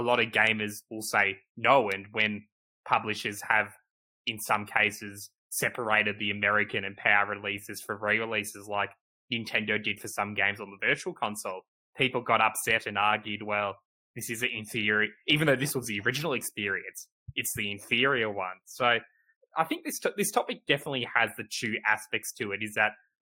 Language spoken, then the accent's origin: English; Australia; we're both Australian, we grew up in Australia, played games in Australia